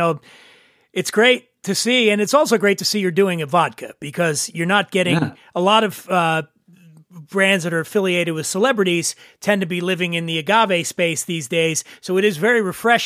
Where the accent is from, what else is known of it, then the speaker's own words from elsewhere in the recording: Philadelphia, Pennsylvania, United States; Philly, my hometown